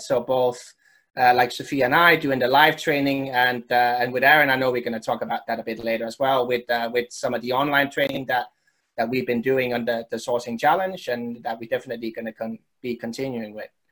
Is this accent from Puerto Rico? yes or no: no; Denmark; when I was growing up in Denmark